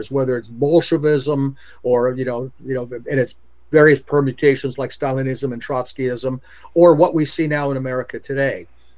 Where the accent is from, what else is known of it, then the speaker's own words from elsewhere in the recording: Bitburg, Rhineland-Palatinate, Germany; I grew up in a military family. My dad was a career fighter pilot. So my hometown is Bitburg, Germany